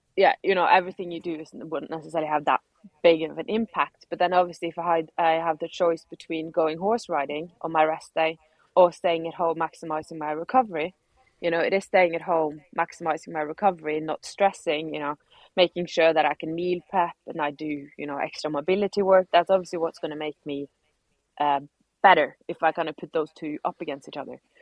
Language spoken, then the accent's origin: English; Norway; now in Spain; I'm being from Norway